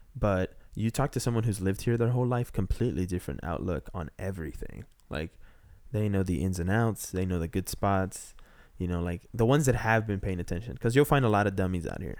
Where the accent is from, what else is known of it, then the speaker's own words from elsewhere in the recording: Texas, United States; moved away as an adult; also born or lived in Peru; now in Los Angeles, United States; I grew up in Texas